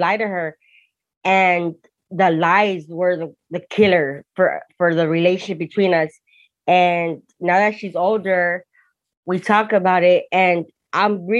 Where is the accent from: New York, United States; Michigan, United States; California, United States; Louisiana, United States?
California, United States; Hawthorne; also born or lived in Torrance, California; I was born in Torrance, but raised in Hawthorne.